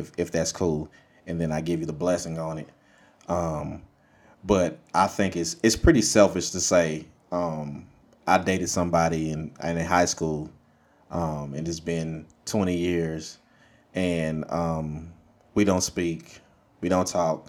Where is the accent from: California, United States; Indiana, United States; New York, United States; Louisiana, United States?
Louisiana, United States; Monroe; now in Dallas, United States; I'm from Monroe, Louisiana originally